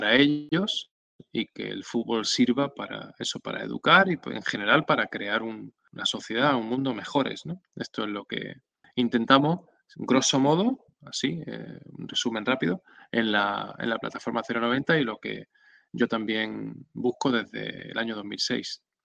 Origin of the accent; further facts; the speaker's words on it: Benalmádena, Andalusia, Spain; also born or lived in Córdoba; en principio en Córdoba, que es donde yo nací, y a los 8 años me vine a, la provincia de Málaga, a Benalmádena, donde vivo ahora